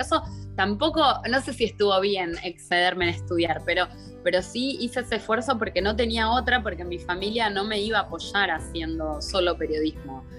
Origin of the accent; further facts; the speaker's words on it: Buenos Aires, Argentina; moved away as an adult; muy cerquita del obelisco, súper porteña en Buenos Aires. Eh, me crié ahí